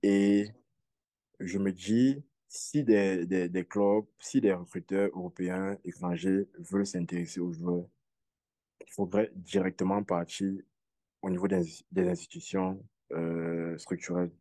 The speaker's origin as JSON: {"language": "French", "country": "Cameroon", "said": "je suis un Camerounais mm-hmm. euh, vivant au Cameroun"}